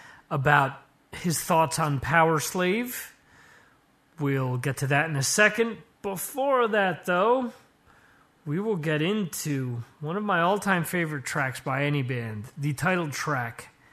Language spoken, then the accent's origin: English; Dover, New Jersey, United States; where I grew up in Dover, New Jersey